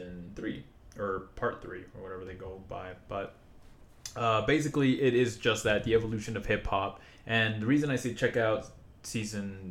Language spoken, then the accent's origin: English; Utah, United States